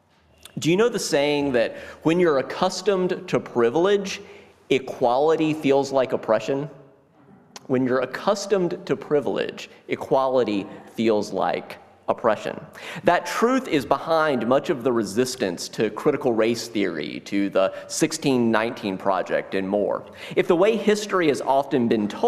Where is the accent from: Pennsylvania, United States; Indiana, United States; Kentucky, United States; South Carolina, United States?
South Carolina, United States; Growing up as a white kid in South Carolina